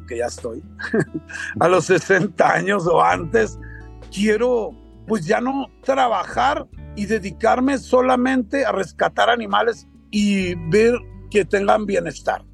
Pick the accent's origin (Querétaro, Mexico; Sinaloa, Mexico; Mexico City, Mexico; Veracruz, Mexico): Sinaloa, Mexico; yo soy de Sinaloa